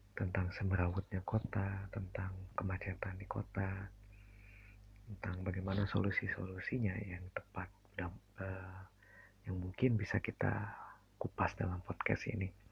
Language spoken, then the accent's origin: Indonesian; Bandung, West Java, Indonesia; Saya asli Bandung